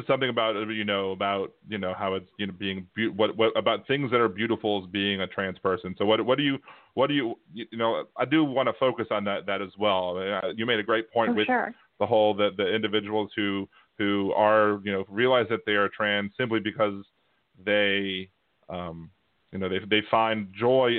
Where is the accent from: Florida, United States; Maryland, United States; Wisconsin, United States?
Maryland, United States; also born or lived in Wilmington, Delaware; I was raised in Maryland. I grew up in Maryland